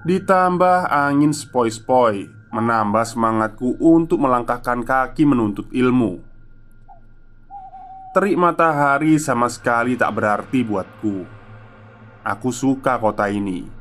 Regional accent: Luwu, South Sulawesi, Indonesia; moved away; Aku perantau di kota ini Asalku dari kota Luwu, Sulawesi Tengah Mungkin teman-teman merasa kurang familiar dengan kota itu.

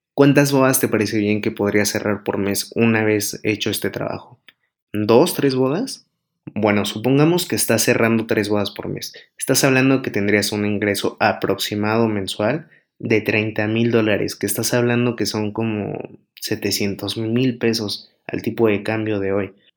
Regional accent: Mexico; aquí en México, que es mi país natal

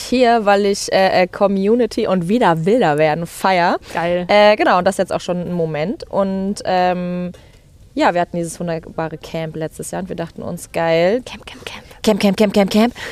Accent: Mecklenburg-Vorpommern, Germany; Ich bin halt in Mecklenburg-Vorpommern aufgewachsen

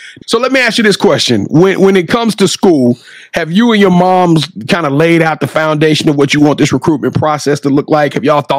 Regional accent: Louisiana, United States; I'm from Louisiana

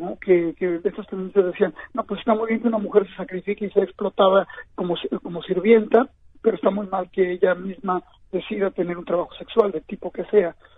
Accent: Mexico; moved away as an adult; now in New York, United States; yo nací en México

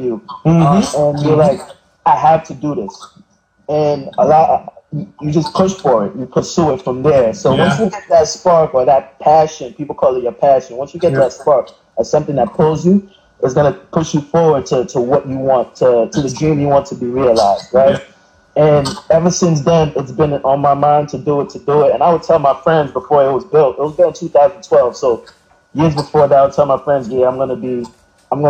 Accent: New York City, New York, United States; I'm from Brooklyn, New York, Flatbush, to be exact.

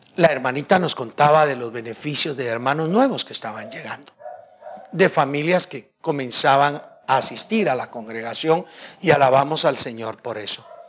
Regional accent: Guatemala; yo soy guatemalteco, nací guatemalteco

